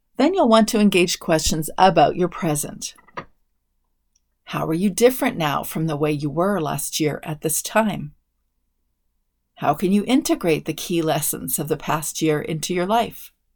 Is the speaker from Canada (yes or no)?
yes; Canada; I'm a Canadian